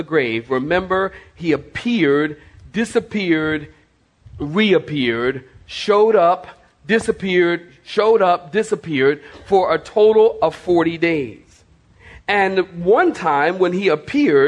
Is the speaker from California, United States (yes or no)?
no; Philadelphia, Pennsylvania, United States; moved away; I was born and raised in Philadelphia